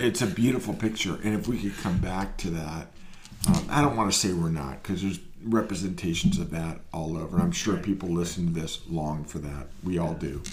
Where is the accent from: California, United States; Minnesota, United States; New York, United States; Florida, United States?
California, United States; Marin; also born or lived in San Francisco; I grew up in Marin